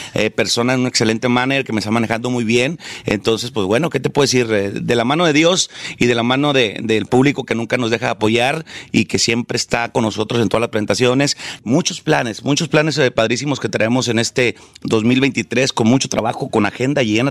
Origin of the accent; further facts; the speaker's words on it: Los Ojitos, Chihuahua, Mexico; moved away as an adult; also born or lived in Delicias, Chihuahua / Mexico City; Yo por eso nací en Delicia, Chihuahua. Pero en realidad yo soy de un rancho que se llama Los Ojitos. Es un rancho en la sierra de Chihuahua